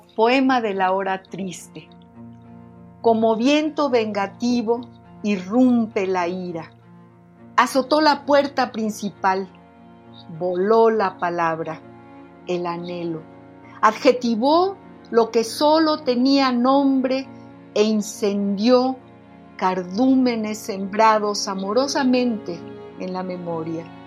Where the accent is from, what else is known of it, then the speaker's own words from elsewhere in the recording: Mexico City, Mexico; yo vivía en la colonia Linda Vista también cuando era muy niña